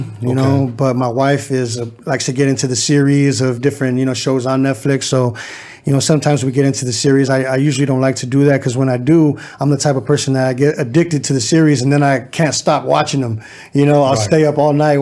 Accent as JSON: {"language": "English", "town": "Riverside", "region": "California", "country": "United States", "tie": "born or raised there", "said": "Riverside, born and raised"}